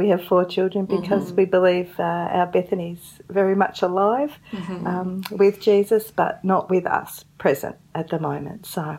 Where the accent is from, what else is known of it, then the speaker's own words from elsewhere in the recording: Melbourne, Victoria, Australia; I was born and bred in Melbourne, and so is my husband, David